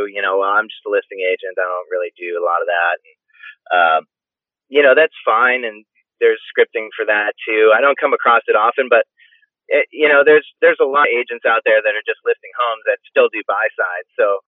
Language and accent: English; Hull, Massachusetts, United States